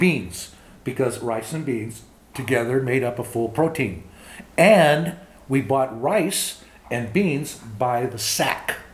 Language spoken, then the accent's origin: English; Los Angeles, California, United States; first language English; moved away as an adult; also born or lived in Montana / Minnesota / Texas; I grew up in Los Angeles, East Los Angeles. Born in East.